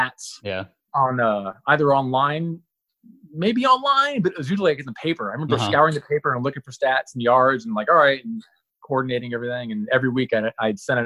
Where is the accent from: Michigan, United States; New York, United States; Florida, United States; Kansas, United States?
Florida, United States; Tampa; moved away as an adult; also born or lived in Utah; now in Oregon, United States; I was born and raised in Tampa, Florida